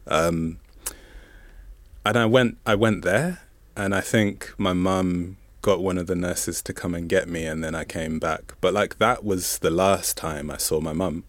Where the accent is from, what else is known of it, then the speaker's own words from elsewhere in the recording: Zambia; first language Bemba; English is a second language; I'm from Zambia, and so there's no separation between, there's no separation between siblings and cousins